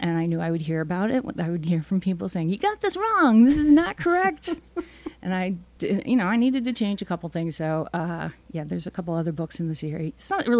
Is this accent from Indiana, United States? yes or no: yes; Indiana, United States; I grew up in Indiana